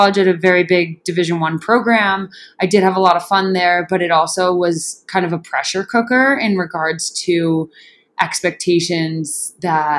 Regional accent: upstate New York, United States; moved away as an adult; also born or lived in Clemson, South Carolina; now in Boulder, United States; I grew up on the East Coast in upstate New York, the non-city part of the state

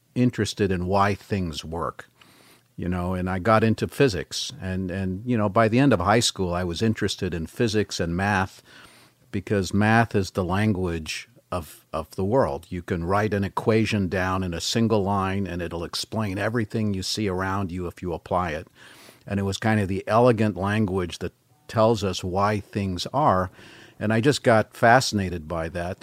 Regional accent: Berkeley, California, United States; first language French; English is a second language; grew up in the Bay Area.

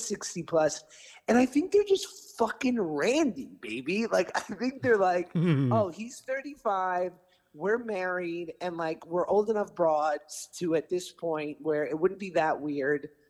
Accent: New York City, New York, United States; now in Los Angeles, United States; I was a 9-year-old comedian doing stand-up growing up in New York City

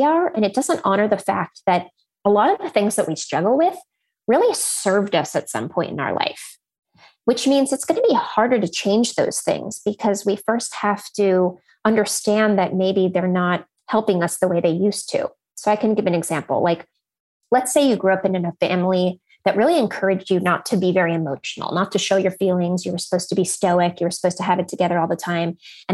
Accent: Silicon Valley, California, United States; And I grew up in Silicon Valley.

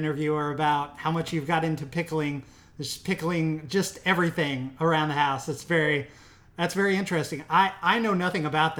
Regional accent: Midwest, United States; I'm from the Midwest, so I have very Midwestern tastes.

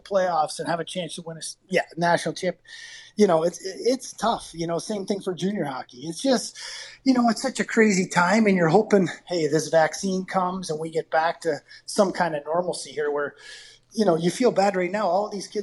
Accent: Potsdam, New York, United States; moved away as an adult; now in Calgary, Canada; growing up in Potsdam

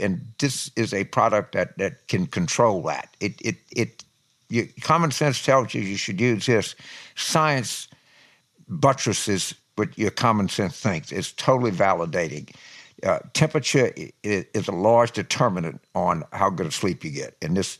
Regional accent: Louisiana, United States; growing up in Louisiana

